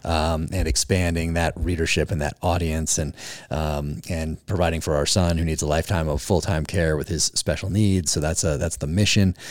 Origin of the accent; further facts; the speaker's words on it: Northern California, United States; In Northern California.